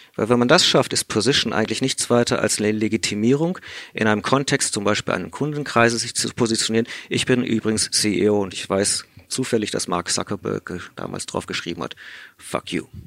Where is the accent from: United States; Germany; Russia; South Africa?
South Africa; first language English; German is a second language; moved away; ich komme aus Südafrika, spreche deswegen auch Native English